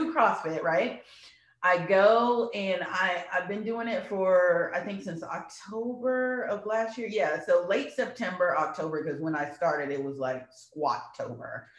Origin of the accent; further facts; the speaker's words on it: Louisiana, United States; now in Texas, United States; we're from Louisiana. Like, crawfish is a staple.